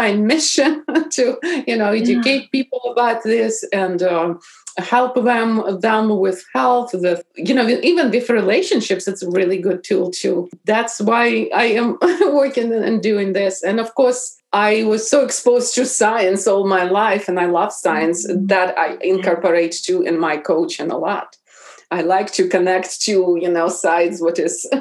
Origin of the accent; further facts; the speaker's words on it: Bryansk Oblast, Russia; English is a second language; moved away as an adult; also born or lived in St. Petersburg, Russia; now in Seattle area, United States; Originally, I am from Russia. And I was born in Bryansk region.